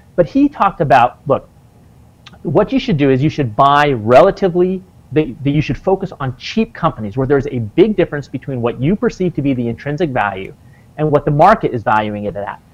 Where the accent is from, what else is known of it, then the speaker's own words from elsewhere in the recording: Wyoming, United States; I grew up on in Wyoming, about seven miles away from the Nebraska border.